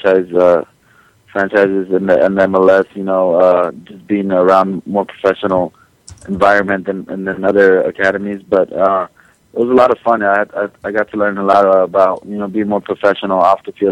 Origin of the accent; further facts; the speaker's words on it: Los Angeles, California, United States; LA is, you know, it's my hometown